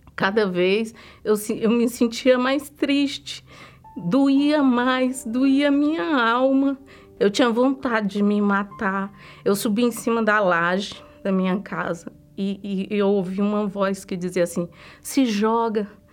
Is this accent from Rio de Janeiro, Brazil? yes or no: no; Ceará, Brazil; moved away; eu vim do estado do Ceará. Eu cresci lá